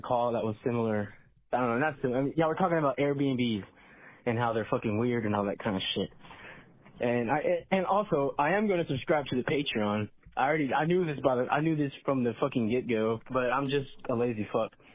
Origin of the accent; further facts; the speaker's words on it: Texas, United States; I'm from Texas